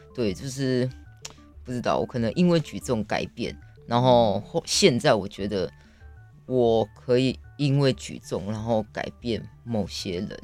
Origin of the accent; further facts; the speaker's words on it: Taiwan; 我是在部落里面长大的